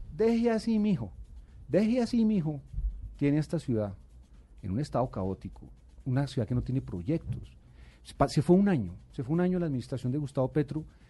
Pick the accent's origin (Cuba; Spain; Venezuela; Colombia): Colombia; Bogotá; yo nací en Bogotá y, y yo aspiro a morir en esta ciudad que es la mía